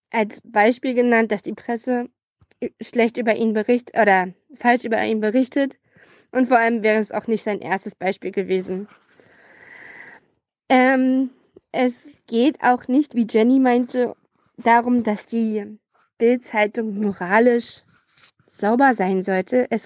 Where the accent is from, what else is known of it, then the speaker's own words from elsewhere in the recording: Brandenburg, Germany; ich komme auch aus Brandenburg